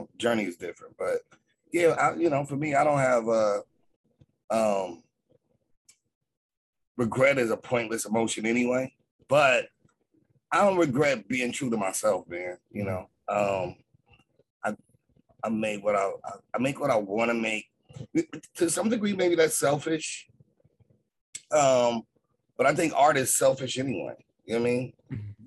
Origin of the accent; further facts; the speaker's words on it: Los Angeles, California, United States; being a, you know, Catholic kid